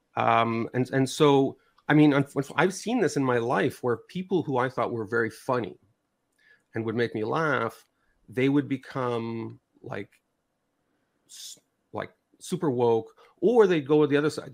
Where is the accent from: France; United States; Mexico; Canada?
Canada; I'm from North America, so I'm Canadian